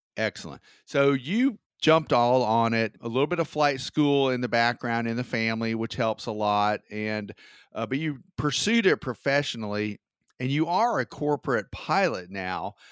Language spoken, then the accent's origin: English; Georgia, United States; I'm from Georgia